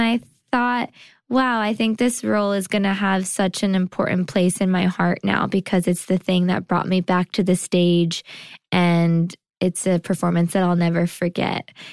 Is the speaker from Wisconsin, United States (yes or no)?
no; California, United States; now in New York, United States; I did lots of T V and commercials and things like that growing up in California.